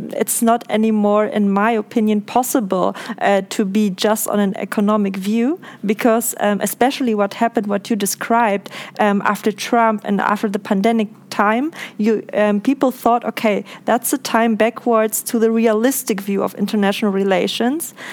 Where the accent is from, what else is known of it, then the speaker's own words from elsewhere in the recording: Germany; I'm from Germany